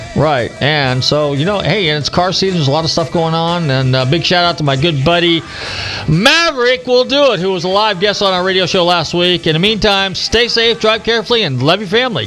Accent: Marin County, California, United States; I grew up in Marin County, so yeah, I'm a native

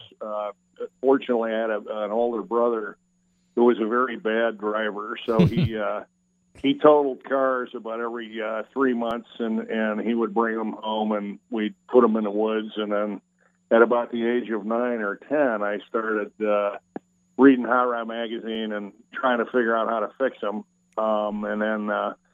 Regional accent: Chicago, Illinois, United States; now in Florida, United States; We grew up in Chicago, actually on the south side of Chicago.

